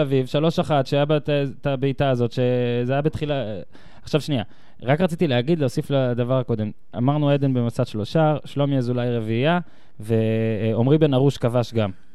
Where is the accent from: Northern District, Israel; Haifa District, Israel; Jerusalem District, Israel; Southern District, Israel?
Northern District, Israel; moved away as an adult; also born or lived in central Israel; גדלתי בצפון